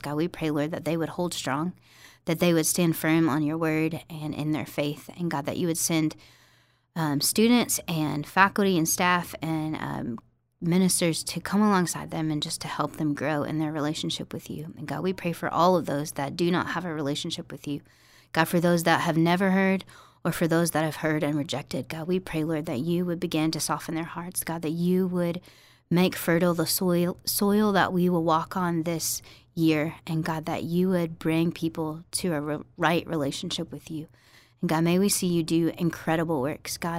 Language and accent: English; Farmville, Virginia, United States; moved away as an adult; also born or lived in New Orleans, Louisiana / Tennessee; I grew up in Virginia